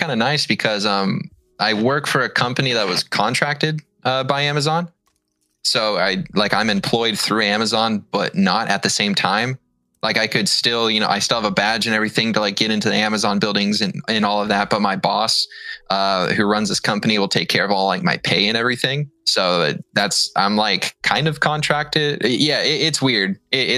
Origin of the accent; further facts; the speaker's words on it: Seattle, Washington, United States; I am from the Seattle area.